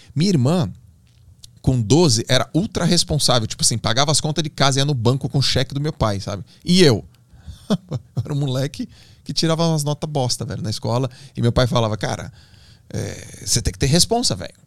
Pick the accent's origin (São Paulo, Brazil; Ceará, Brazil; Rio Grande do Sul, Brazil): São Paulo, Brazil; Santos; Eu sou de Santos, né? Então, lá em Santos, onde eu nadava, tem um clube muito forte, uma da Unisanta, que é uma universidade, e eu nadei lá a vida toda